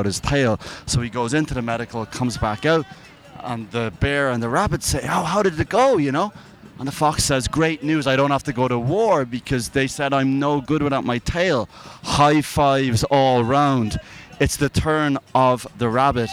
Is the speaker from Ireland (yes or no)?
yes; Ireland; I'm Irish